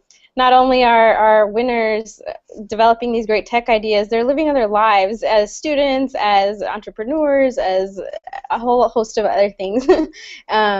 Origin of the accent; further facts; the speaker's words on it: Riverdale, Utah, United States; now in Washington, D.C., United States; I grew up in Riverdale, Utah.